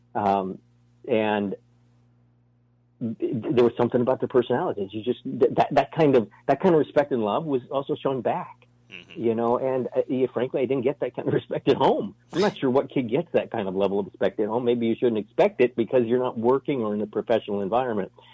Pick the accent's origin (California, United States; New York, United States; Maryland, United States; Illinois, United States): New York, United States; New York City; moved away; I was born in New York City.